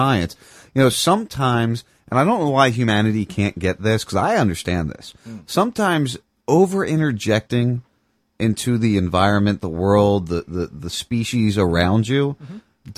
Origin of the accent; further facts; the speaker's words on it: outside Philadelphia, New Jersey, United States; moved away; I grew up outside Philadelphia. Camden, New Jersey was, you know, a 20-minute drive from my house